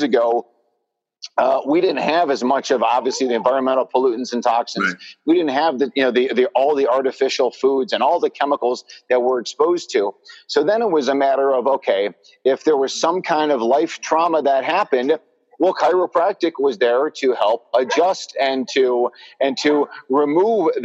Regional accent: Chicago, Illinois, United States; my hometown of Chicago

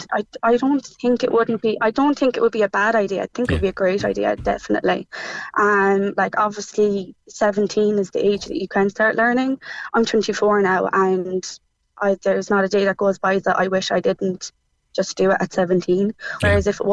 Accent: Cork, Munster, Ireland; moved away as an adult; now in Limerick, Ireland; I'm living in Limerick even, but I'm from Cork

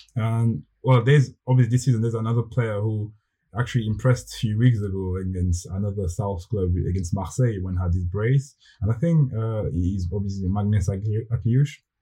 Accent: Switzerland; I'm I'm from Switzerland

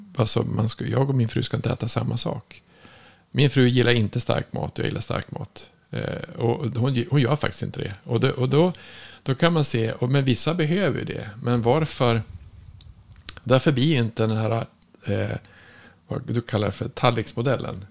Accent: Norrland, Sweden; jag kommer ifrån Norrland

